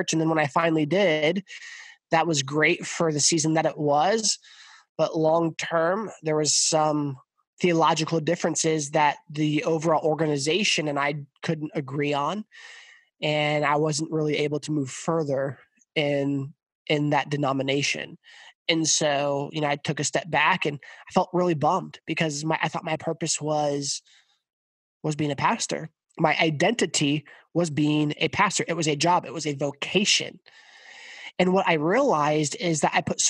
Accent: Hays, Kansas, United States; I grew up in Hayes, Kansas

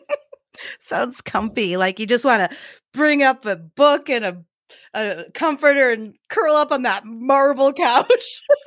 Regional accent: Idaho, United States; we're from Idaho

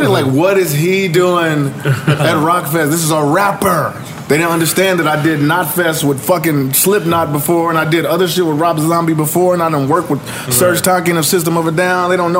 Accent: Kansas City, Missouri, United States; my hometown, Kansas City.

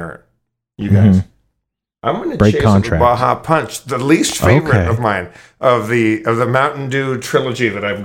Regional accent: Southern California, United States; I'm from Southern California

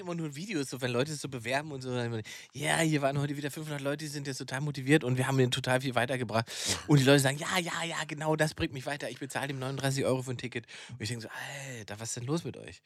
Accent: Saxony-Anhalt, Germany; in Sachsen-Anhalt, da wo ich herkomme

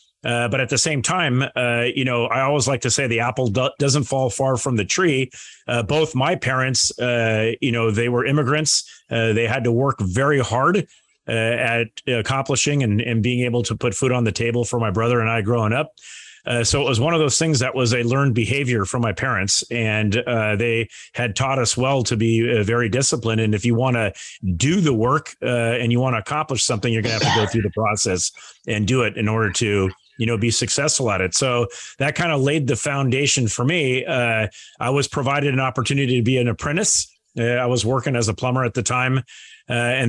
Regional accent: Manhattan Beach, California, United States; the community of Manhattan Beach, where I grew up

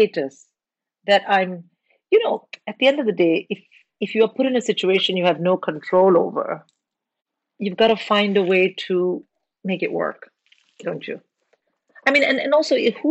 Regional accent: India; moved away

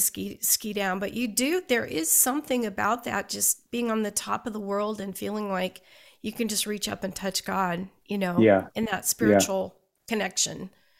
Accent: Western Nebraska, United States; I grew up in Western Nebraska, but we were so close to Colorado

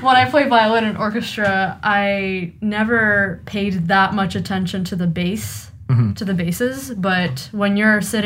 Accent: Ottawa, Ontario, Canada; also born or lived in Russia; I've lived in Ottawa pretty much my whole life, but I'm originally from Russia.

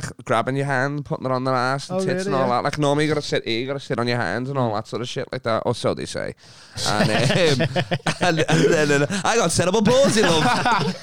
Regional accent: England, United Kingdom; I'm English

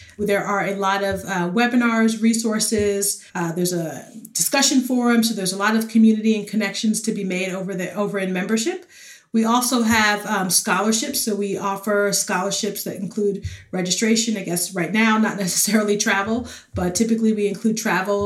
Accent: New York City, New York, United States; moved away; also born or lived in North Carolina / Dallas-Fort Worth, Texas; I grew up in the Bronx, New York.

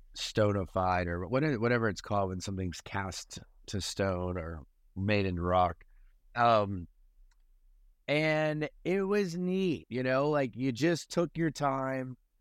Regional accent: Delaware, United States; now in Charleston, United States; I'm from Delaware, which is a flat state

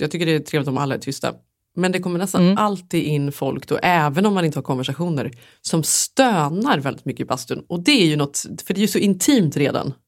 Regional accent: Sweden; moved away; som svensk

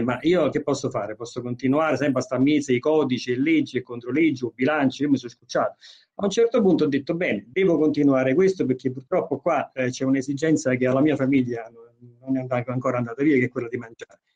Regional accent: Naples, Campania, Italy; essendo napoletano

